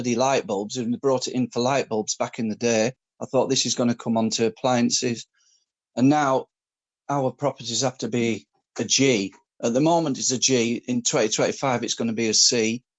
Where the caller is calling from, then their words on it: England, United Kingdom; Markham, in England.